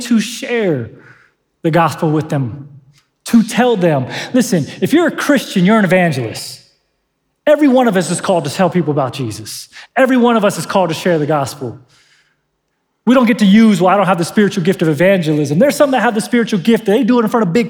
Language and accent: English; San Diego, California, United States; now in Northern Nevada, United States; I'm from San Diego